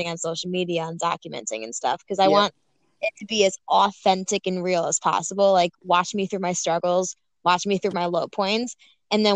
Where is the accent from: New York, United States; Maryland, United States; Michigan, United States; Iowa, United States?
New York, United States; Buffalo; I am from Buffalo, New York, 24 years old